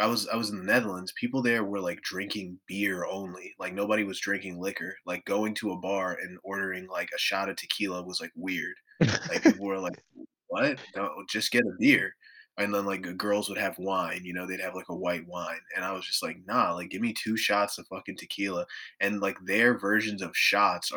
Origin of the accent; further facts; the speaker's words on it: Maryland, United States; also born or lived in New Orleans; now in Michigan, United States; I grew up in Maryland